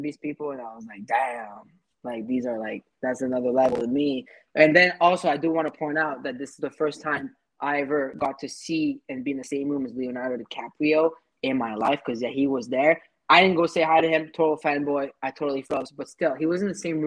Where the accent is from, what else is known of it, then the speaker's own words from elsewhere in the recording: Paris, Île-de-France, France; now in Montreal, Canada; I'm a 27-year-old entrepreneur based in Montreal, Canada. I was born and raised in Paris